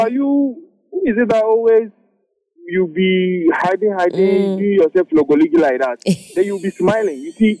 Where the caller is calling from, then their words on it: Lagos, Nigeria; Currently at North Lagos.